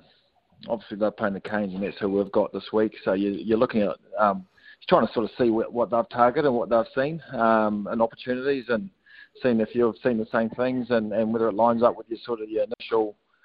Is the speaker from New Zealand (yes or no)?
yes; Auckland, New Zealand; We're from Auckland, obviously, and there's a lot of COVID up there.